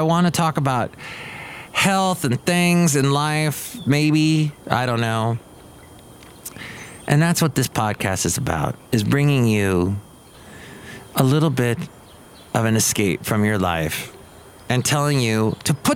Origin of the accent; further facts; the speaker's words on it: Southern California, United States; moved away; I was growing up in Southern California